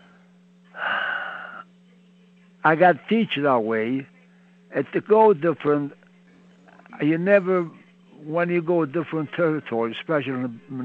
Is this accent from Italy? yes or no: yes; Italy; English is a second language; moved away as an adult; also born or lived in Montreal, Canada; now in Pittsburgh, United States; I'm from Italy.